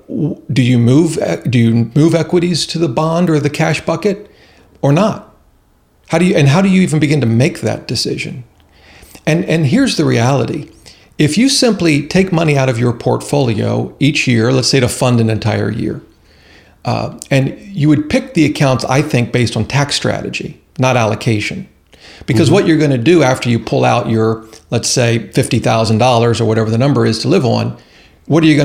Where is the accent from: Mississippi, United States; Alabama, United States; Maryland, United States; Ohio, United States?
Ohio, United States; moved away; I'm originally from Ohio and the cornfields